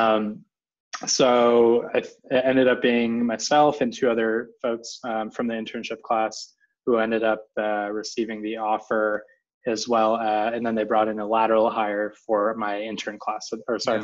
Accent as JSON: {"language": "English", "area": "Silicon Valley", "region": "California", "country": "United States", "tie": "born or raised there", "said": "growing up in the Silicon Valley"}